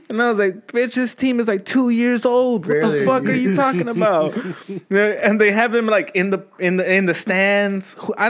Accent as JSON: {"language": "English", "region": "Texas", "country": "United States", "said": "I'm from Texas"}